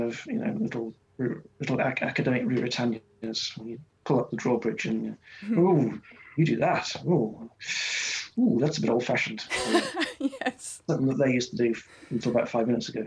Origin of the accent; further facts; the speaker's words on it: Wales, United Kingdom; I'm from Wales, but I don't speak Welsh as my first language